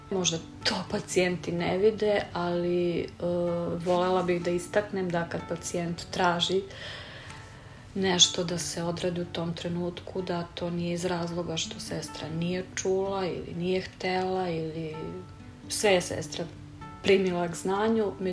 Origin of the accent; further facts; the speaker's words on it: Serbia; Kod nas u Srbiji je to malo drugačije.